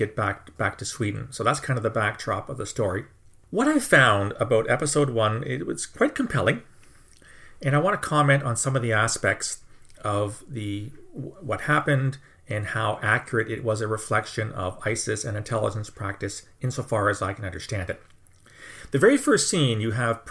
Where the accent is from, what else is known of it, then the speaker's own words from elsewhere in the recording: Canada; I'm a Canadian